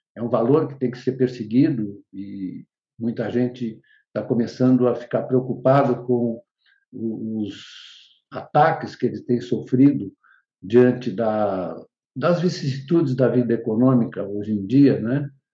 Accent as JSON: {"language": "Portuguese", "town": "Bariri", "region": "São Paulo", "country": "Brazil", "tie": "born or raised there", "said": "Eu estudei em Bariri"}